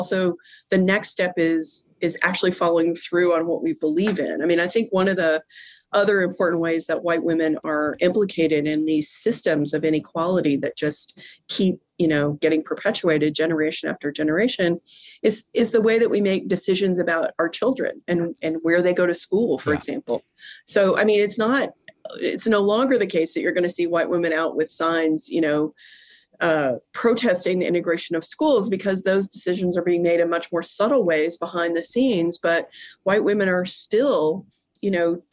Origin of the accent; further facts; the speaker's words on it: Corpus Christi, Texas, United States; also born or lived in suburb of Houston, Texas; I grew up in Corpus Christi, Texas